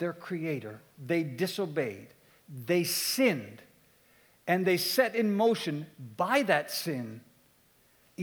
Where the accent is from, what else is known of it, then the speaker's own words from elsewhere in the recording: Halifax, Nova Scotia, Canada; I come from Eastern Canada. I grew up in Halifax.